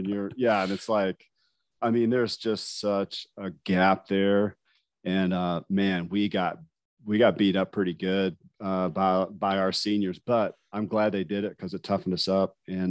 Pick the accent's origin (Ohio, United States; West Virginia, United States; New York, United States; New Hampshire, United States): West Virginia, United States; Huntington; moved away as an adult; also born or lived in California; I grew up in Huntington, West Virginia, born and raised. I left when I was 18, though, and my first duty station was West Coast in California.